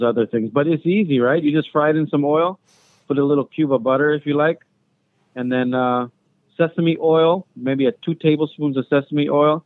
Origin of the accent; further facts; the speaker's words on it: Lanai, Hawaii, United States; when we grew up on Lanai, there was no fast food